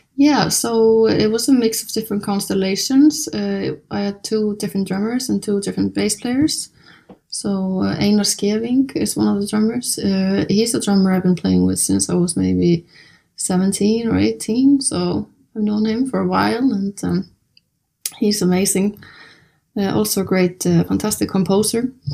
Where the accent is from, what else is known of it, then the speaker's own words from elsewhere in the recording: Iceland; I'm born and raised in Iceland